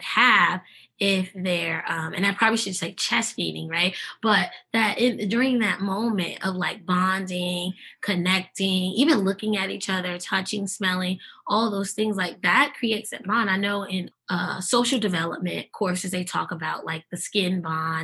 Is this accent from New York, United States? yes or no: yes; New York City, New York, United States; accent: Brooklyn; moved away; also born or lived in Eastern North Carolina; I'm always going to keep my Brooklyn roots. And if you make me angry enough, you will hear the Brooklyn accent.